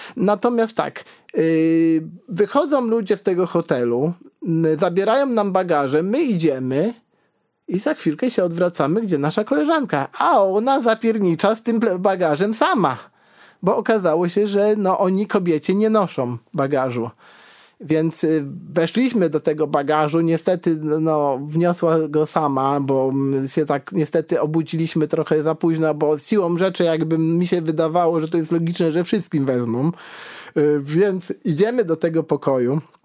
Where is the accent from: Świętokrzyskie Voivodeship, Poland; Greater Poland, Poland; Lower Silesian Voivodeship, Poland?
Lower Silesian Voivodeship, Poland; Karkonosze; also born or lived in Wrocław; ja jestem z Karkonoszy